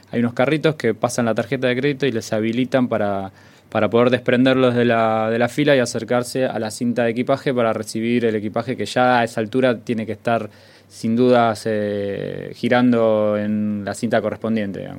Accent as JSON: {"language": "Spanish", "country": "Argentina", "said": "Nosotros, que somos argentinos"}